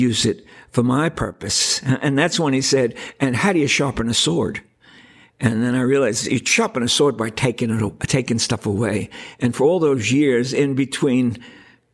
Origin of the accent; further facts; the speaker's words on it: New York, United States; I come from New York